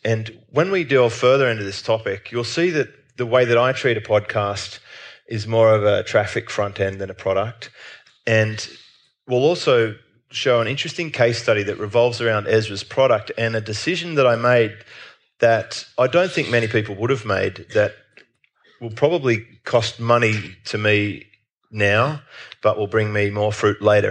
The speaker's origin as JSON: {"language": "English", "country": "Australia", "said": "as an Australian"}